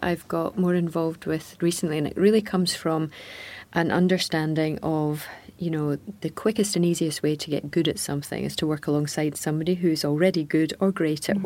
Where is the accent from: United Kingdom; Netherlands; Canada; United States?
United Kingdom; Scotland; a Scottish tennis person all my life